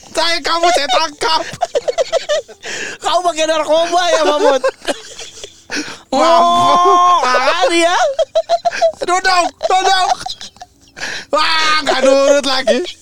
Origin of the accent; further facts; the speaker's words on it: Bekasi, West Java, Indonesia; tapi kalau langsung enggak kayaknya karena emang dari kecil kan di Bekasi.